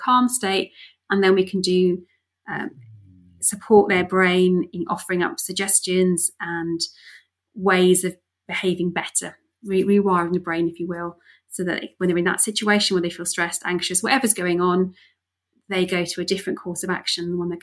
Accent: Wales, United Kingdom; I grew up in Wales.

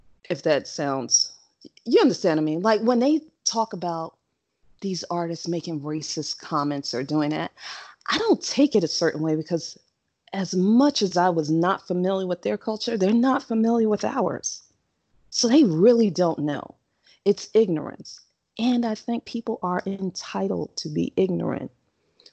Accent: New York, United States; I grew up in New York

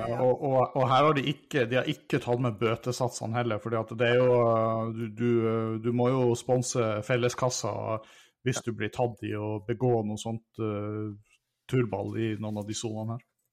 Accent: about 300 km from Tromsø, Northern Norway, Norway; also born or lived in Italy; det er jo sånn relativt nære fra der jeg kommer fra

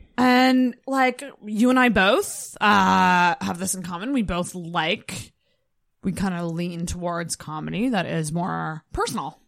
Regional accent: Mackinac, Michigan, United States; I'm from Mackinac

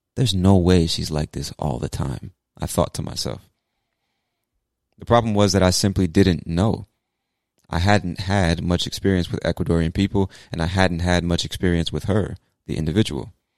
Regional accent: United States; as an American

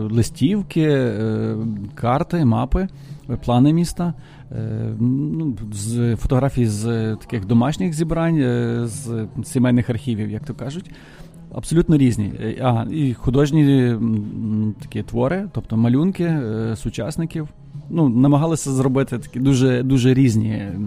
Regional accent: Ternopil, Ternopil Oblast, Ukraine; Я народився в Тернополі і тут прожив це життя, можна так сказати.

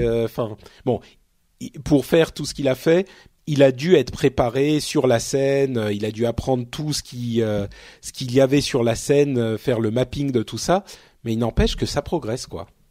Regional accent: Paris, Île-de-France, France; je suis un Parisien, Parisien né. Je suis un Parigo tête de veau

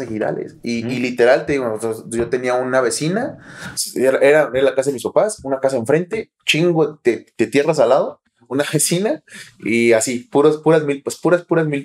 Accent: Toluca, State of Mexico, Mexico; also born or lived in Nayarit; Cuando nosotros llegamos a vivir aquí a Toluca, yo, yo nací en Nayarit, pero eh, llevamos casi 30 años, 27 años viviendo aquí. Yo llegué tres años, soy toluco de corazón.

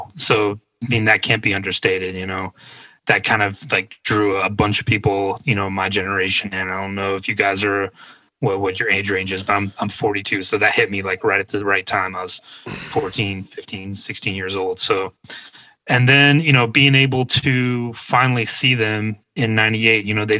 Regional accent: Georgia, United States; being a kid growing up in Georgia

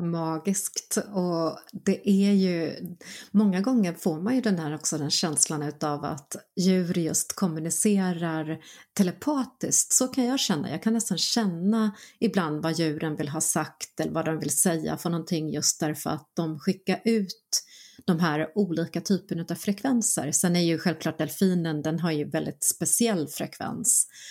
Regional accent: North Karelia, Finland; moved away; Jag var barn, jag växte upp i norra Karelen eh, finsk-ryska gränsen

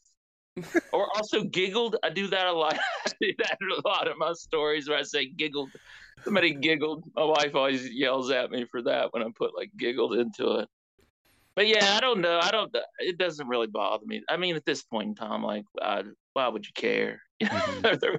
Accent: West Virginia, United States; I'm from West Virginia. I'm writing about West Virginia.

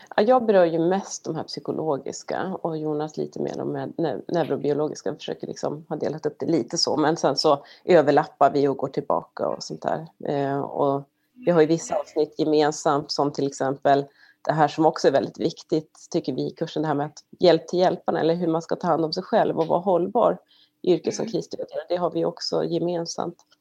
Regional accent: Sweden; now in United States; som svensk

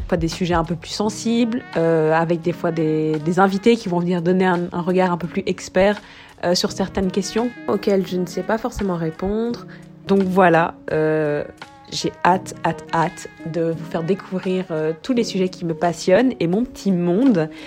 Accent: Brussels, Brussels-Capital Region, Belgium; also born or lived in South Africa; je suis bruxelloise, mais j'ai aussi grandi en Afrique du Sud

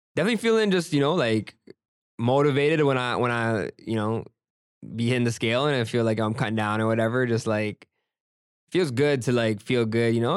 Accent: Brampton, Ontario, Canada; also born or lived in Jacksonville, Florida; growing up in Brampton, like, everybody's brown

